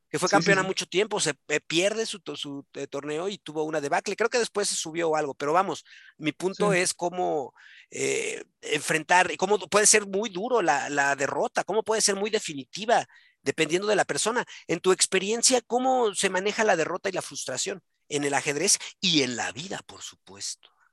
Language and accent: Spanish; Mexico; soy mexicano, soy mexa